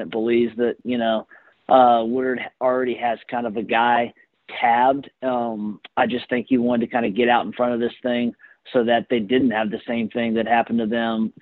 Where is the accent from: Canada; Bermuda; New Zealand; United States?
United States; Gainesville, Florida; both growing up in Gainesville, you know, in middle school, high school